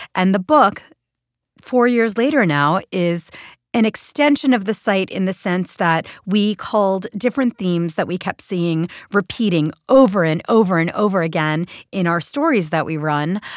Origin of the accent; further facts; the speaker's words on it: Philadelphia, Pennsylvania, United States; moved away as an adult; also born or lived in New York City; Philadelphia, where, where, my hometown